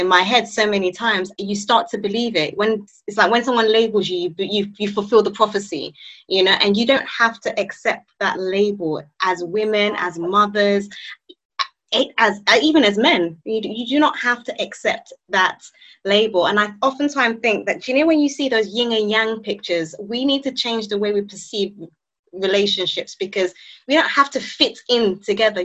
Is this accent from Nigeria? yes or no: yes; Nigeria; I'm Nigerian